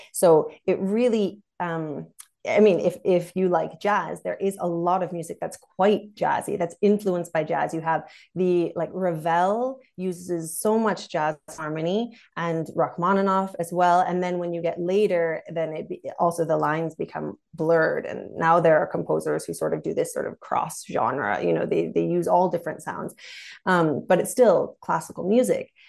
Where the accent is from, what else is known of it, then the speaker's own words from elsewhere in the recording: United States; now in Germany; I'm also American